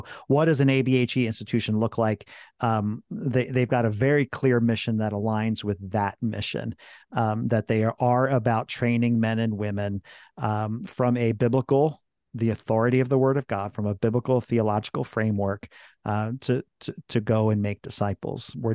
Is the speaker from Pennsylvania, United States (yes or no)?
yes; Philadelphia, Pennsylvania, United States; also born or lived in France; now in central Pennsylvania, United States; so I was born in France, spent seven years there. But uh, um, they came to the states, the Philadelphia area. So I, am a Philly guy, really